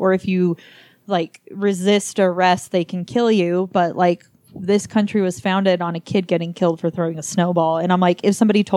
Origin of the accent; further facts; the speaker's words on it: United States; as an American for my whole life